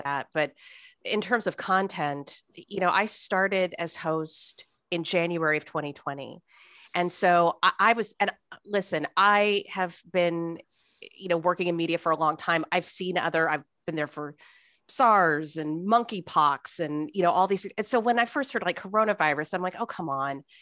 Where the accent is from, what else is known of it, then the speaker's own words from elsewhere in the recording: Fresno, California, United States; moved away as an adult; also born or lived in New York / Arkansas / Saint Louis; I grew up in Fresno. I left for about ten years.